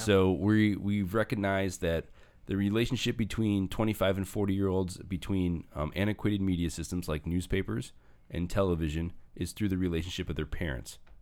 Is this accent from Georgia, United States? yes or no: no; Northwest Indiana, United States; also born or lived in St. John, Indiana / Westville, Indiana; I grew up in Hestville. I grew, and then I went to high school in Saint John, and then I went to college in Vel, in, in Westville